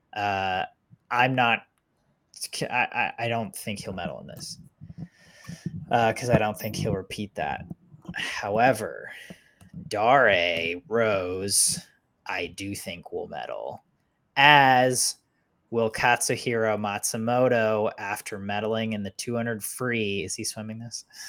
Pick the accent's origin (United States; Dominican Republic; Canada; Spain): United States; as an American